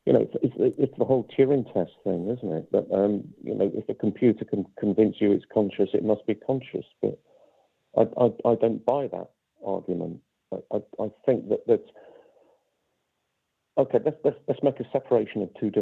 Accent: High Wycombe, South East England, United Kingdom; my hometown of High Wycombe

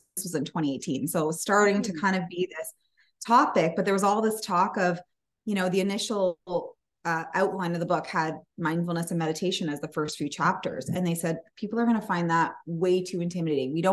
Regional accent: Canada; we're Canadian

